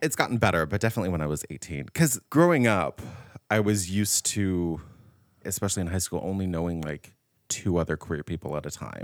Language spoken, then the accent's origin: English; Riverside, California, United States; moved away as an adult; now in San Francisco, United States; I wanted to leave my hometown, but I wanted to stay in California because I was born and raised here